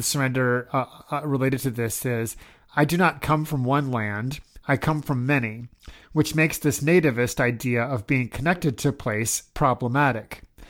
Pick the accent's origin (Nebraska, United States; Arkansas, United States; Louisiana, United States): Nebraska, United States; Omaha; moved away; I was born and raised in Omaha, Nebraska